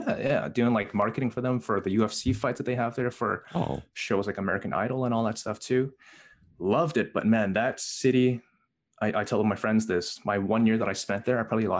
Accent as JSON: {"language": "English", "country": "Canada", "tie": "born or raised there", "also_born_or_lived": "Hong Kong", "said": "I was raised in, I was born in Hong Kong. I moved to Canada when I was 3 months old."}